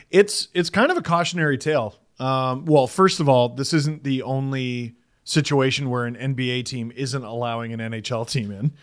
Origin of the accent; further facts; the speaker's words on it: Canada; As a Canadian